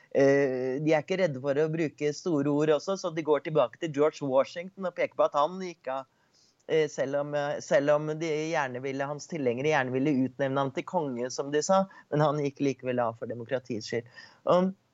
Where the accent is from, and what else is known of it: Norway; now in United States